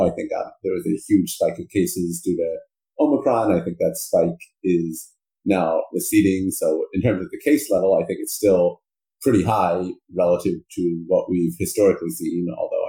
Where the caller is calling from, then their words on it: New Haven, Connecticut, United States; I'm calling from New Haven, Connecticut, where I live.